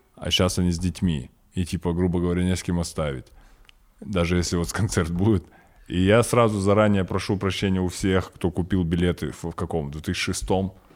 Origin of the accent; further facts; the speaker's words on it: Kazakhstan; я казах